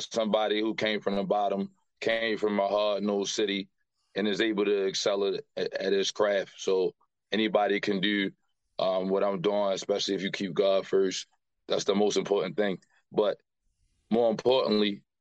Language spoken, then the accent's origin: English; Baltimore, Maryland, United States; Grew up here in the West Baltimore area